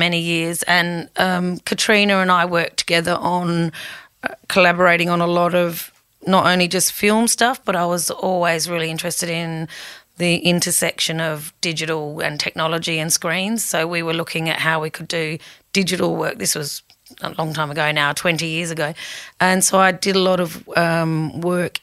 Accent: Whyalla, South Australia, Australia; also born or lived in United Kingdom / Sheffield, England; I grew up in Wyala when it was actually a really thriving town

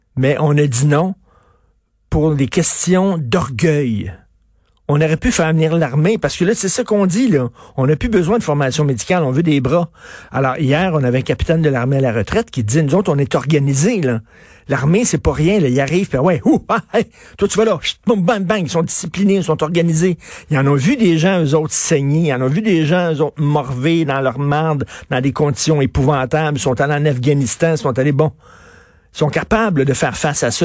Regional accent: Quebec, Canada; on est Canadien

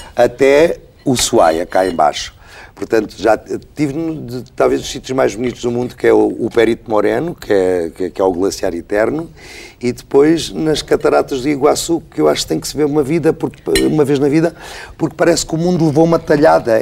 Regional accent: Portugal; eu sou muito português, sou muito provinciano nisso. sou muito português

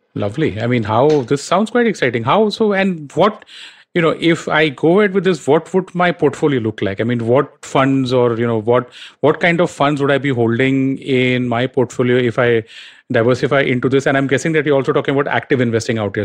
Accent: India; as an Indian sitting out here

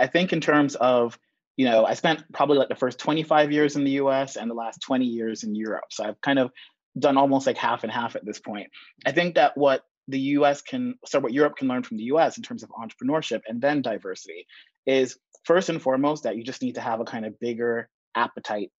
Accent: New York City, New York, United States; moved away as an adult; also born or lived in Jamaica / London / Barcelona / Madrid; I was born in Jamaica, grew up in the Bronx

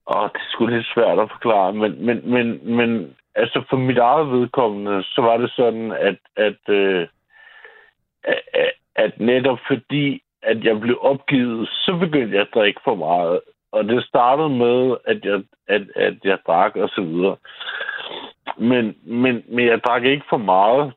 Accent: Copenhagen, Capital Region of Denmark, Denmark; jeg er fra Nørrebro

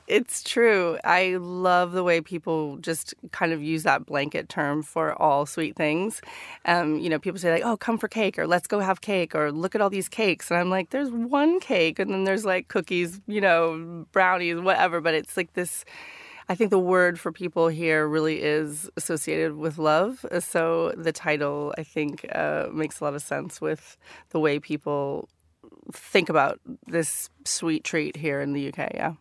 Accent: Northern California, United States; moved away as an adult; now in London, United Kingdom; growing up in Northern California.

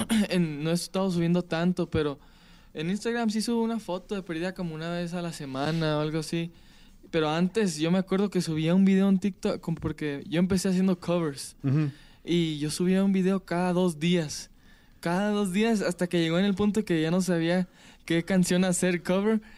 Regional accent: Palm Springs, California, United States; Yo soy de California, nací en California. ¿En qué lugar? En Palm Springs, California.

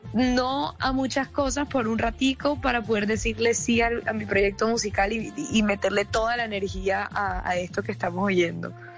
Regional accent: Barranquilla, Atlántico, Colombia; yo soy barranquillera

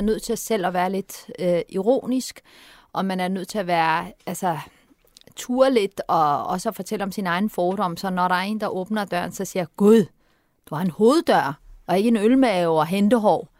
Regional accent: Turkey; also born or lived in Vesterbro, Copenhagen, Denmark; now in Denmark; jeg er fra Tyrkiet

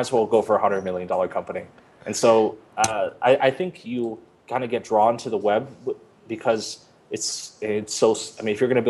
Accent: United States; moved away as an adult; also born or lived in Tokyo, Japan / Northern California / New York; now in Colombia; I grew up on the East Coast outside New York

